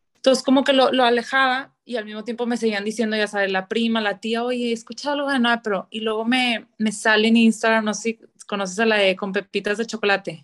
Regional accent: Monterrey, Nuevo León, Mexico; toda la vida he vivido aquí en, Monterrey

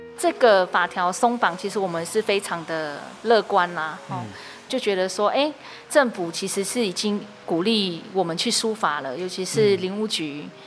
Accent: Taiwan; 我自己是在部落长大

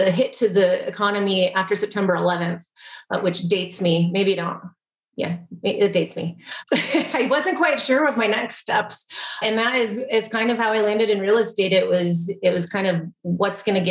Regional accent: Colorado, United States; I would say my home state is Colorado, and I took that one as a youngster

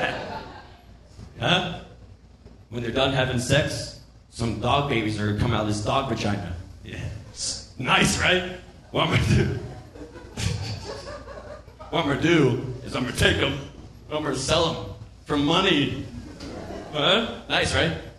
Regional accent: Florida, United States; I'm from Florida

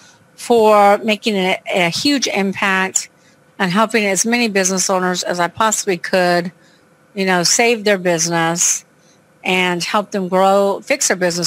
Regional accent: Long Beach, California, United States; now in New Orleans, United States; I'm from Long Beach, California, but I live in New Orleans, Louisiana.

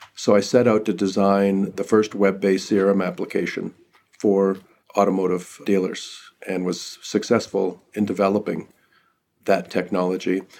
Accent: northern British Columbia, Canada; now in United States; I'm Canadian, I grew up in northern British Columbia

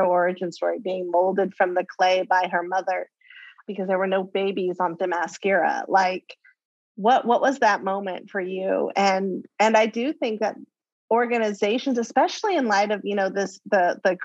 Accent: Bay Area, California, United States; growing up in the Bay Area in the 80s, late 70s, early 80s

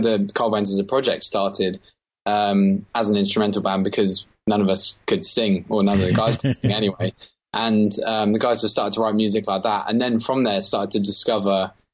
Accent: Margate, South East England, United Kingdom; So we're from Margate, always lived down here, us three

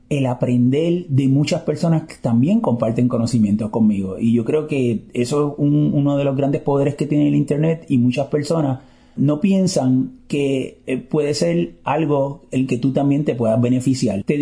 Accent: Puerto Rico; Eh, de Puerto Rico.

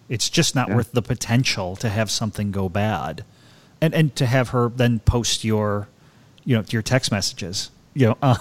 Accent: Baltimore, Maryland, United States; I'm from, you know, I'm from Baltimore. I'm not

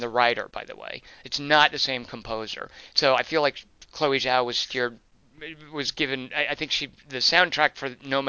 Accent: Arkansas, United States; now in California, United States; I'm from Arkansas. Like, if I lived in Arkansas still

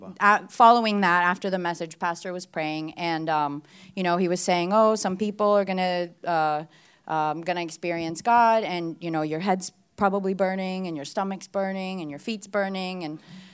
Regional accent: Bulgaria

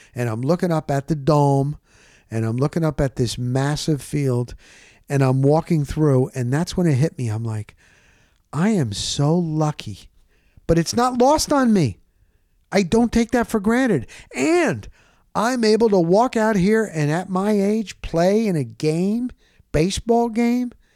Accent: New York, United States; I'm from New York

